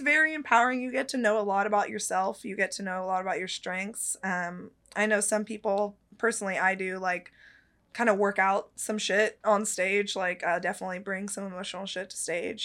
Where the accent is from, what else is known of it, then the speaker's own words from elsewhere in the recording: Petaluma, California, United States; Petaluma, California, out in the Bay Area, um, and that's actually the town I grew up in.